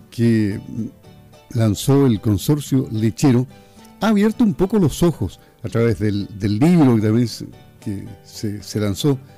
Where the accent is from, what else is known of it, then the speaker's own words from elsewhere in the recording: Chile; Como buenos chilenos consumimos mucho pan.